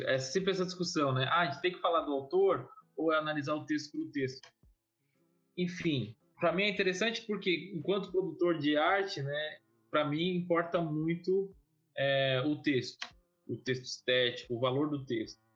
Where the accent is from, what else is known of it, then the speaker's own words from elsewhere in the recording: Guarulhos, São Paulo, Brazil; eu nasci em São Paulo, capital, mas fui, fui, fui para Guarulhos com nove, oito, nove anos, fui criança